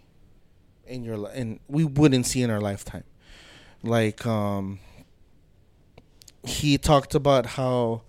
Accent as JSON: {"language": "English", "country": "United States", "tie": "born or raised there", "said": "my brother and I, we're American, we were born here, we're U.S. citizens, but, you know, to us, ourselves, we're full-blooded Bolivians"}